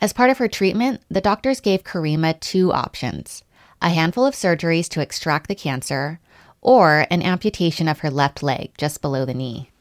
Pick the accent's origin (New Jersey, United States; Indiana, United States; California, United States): California, United States; Los Angeles; when I say L